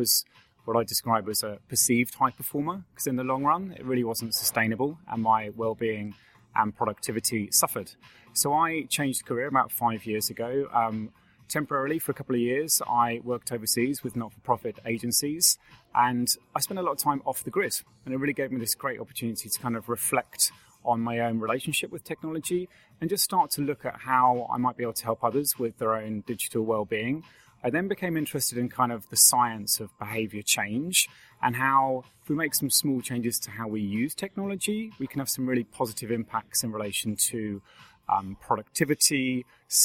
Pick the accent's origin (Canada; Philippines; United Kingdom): United Kingdom; Hampshire, South East England; moved away as an adult; now in Ireland; I'm from Hampshire in England, but I've been here for 15 years